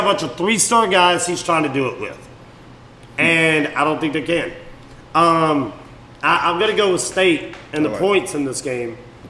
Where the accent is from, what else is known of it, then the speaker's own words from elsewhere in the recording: Meridian, Mississippi, United States; now in Alabama, United States; I'm from Meridian.